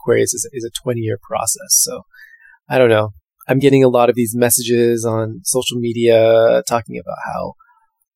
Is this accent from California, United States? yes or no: yes; outside of San Francisco, California, United States; moved away; I am tuning in from my hometown outside of San Francisco